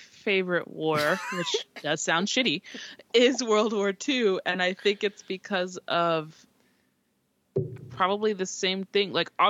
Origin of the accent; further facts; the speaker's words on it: United States; here in America